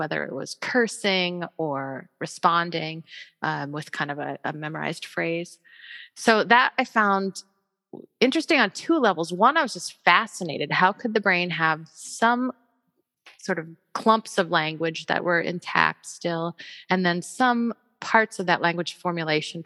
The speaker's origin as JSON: {"language": "English", "town": "Ames", "region": "Iowa", "country": "United States", "tie": "born or raised there", "said": "I grew up in Iowa as well, in Ames, in fact. So Ames is my hometown where Iowa State is"}